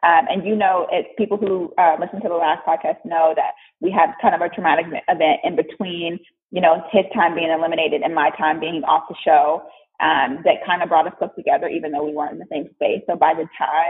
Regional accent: Missouri, United States; I'm from Missouri and there's not that many Black people

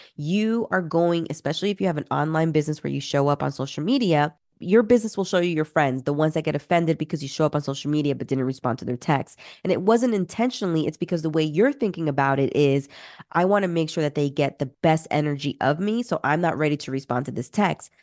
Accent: Peru; moved away; I'm originally from Peru

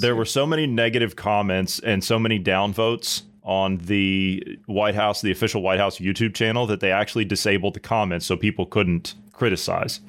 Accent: United States; I grew up on the Ohio River

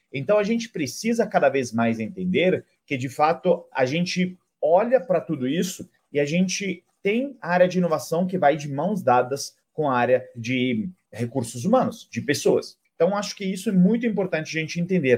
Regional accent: Italy; Portuguese is a second language; moved away as an adult; now in Brazil; sou italiano, moro há mais de 10 anos no Brasil

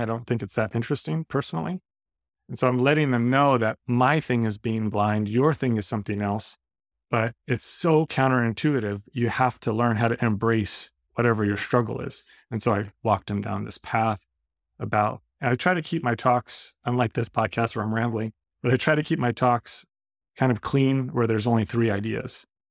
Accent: Redondo Beach, California, United States; I'm from Redondo Beach

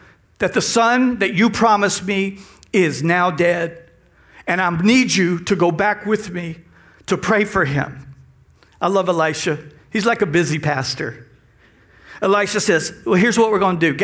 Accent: Texas, United States; now in South Louisiana, United States; We're from Texas. We've learned the language

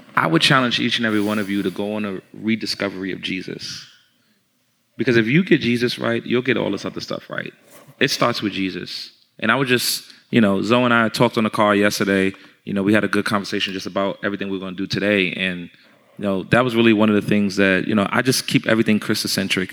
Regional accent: New York, United States; I'm from New York. I'm from where it started at.

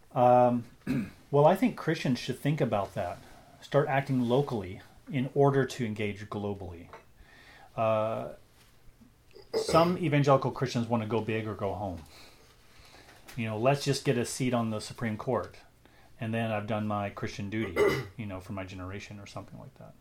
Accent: United States; moved away as an adult; now in Canada; I'm an American who has become a Canadian, so I'm both.

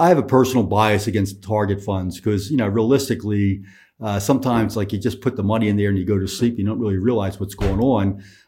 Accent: Northeast, United States; All right, I'll call it a seesaw because I'm from the Northeast.

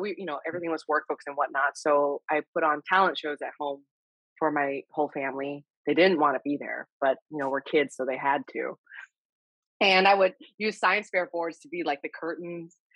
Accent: Texas, United States; also born or lived in Hawaii; I grew up in Texas and, well, I was born in Hawaii and then I moved to Texas when I was 8

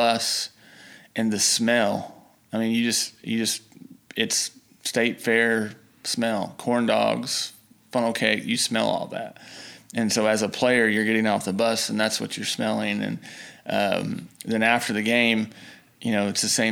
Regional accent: Tuttle, Oklahoma, United States; growing up in Oklahoma

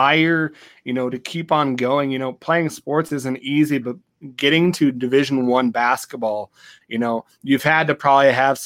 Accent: Montana, United States; growing up in Montana pretty much my whole life

